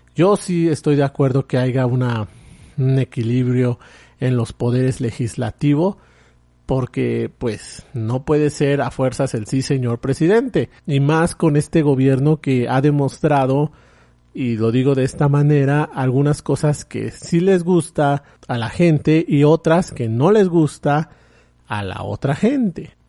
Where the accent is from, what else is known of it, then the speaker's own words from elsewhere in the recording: Mexico; en mi país